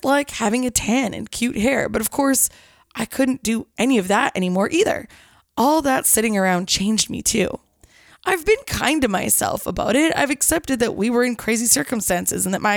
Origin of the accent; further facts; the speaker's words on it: Kelowna, British Columbia, Canada; now in Vancouver, Canada; my hometown